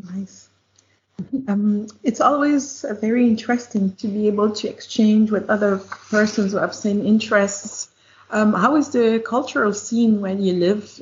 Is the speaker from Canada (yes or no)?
yes; Quebec City, Quebec, Canada; I'm from Quebec City too